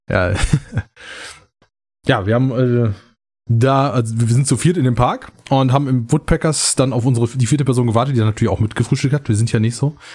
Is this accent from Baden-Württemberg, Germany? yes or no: no; North Rhine-Westphalia, Germany; Ja, ich weiß, wir sind Sauerländer, wir können das trotz alledem.